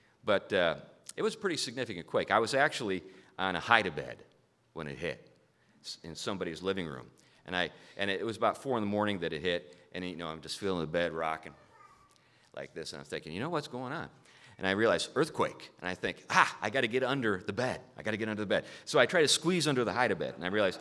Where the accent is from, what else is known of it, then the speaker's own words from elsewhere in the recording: Hartford, Connecticut, United States; I am from Hartford